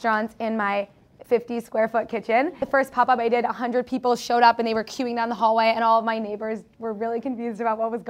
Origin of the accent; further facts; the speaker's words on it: Cincinnati, Ohio, United States; moved away as an adult; also born or lived in Mexico / Spain / Chile / Israel; now in Miami, United States; I'm originally from Cincinnati, Ohio.